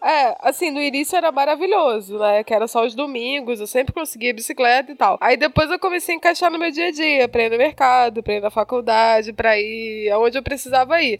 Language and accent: Portuguese; Rio de Janeiro, Brazil; now in São Paulo, Brazil; eu sou do Rio